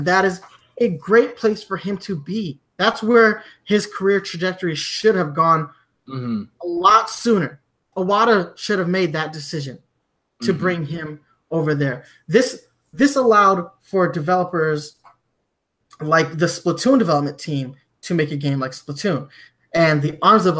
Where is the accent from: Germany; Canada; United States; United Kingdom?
Germany; Like I grew up in Germany and I've, you know, in the UK, their marketing was a little bit better